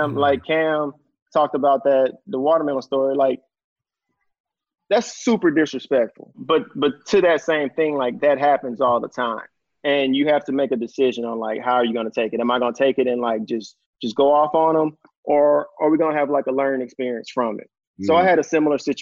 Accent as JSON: {"language": "English", "town": "Houston", "region": "Texas", "country": "United States", "tie": "born or raised there", "said": "I'm from Houston. So it's like we grew up around a lot of those tensions"}